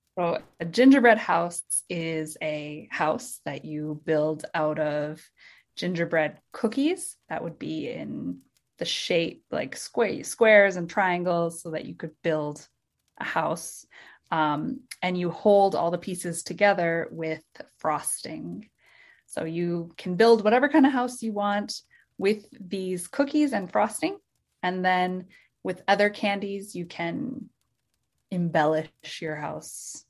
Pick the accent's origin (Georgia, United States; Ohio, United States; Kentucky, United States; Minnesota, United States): Minnesota, United States; I am from Minnesota, and I'm in Minnesota right now